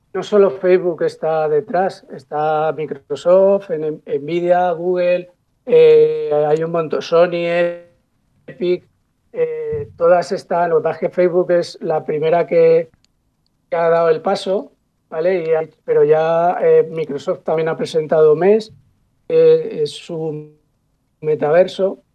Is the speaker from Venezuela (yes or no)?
no; Paterna, Valencian Community, Spain; mi pueblo, que yo soy de Paterna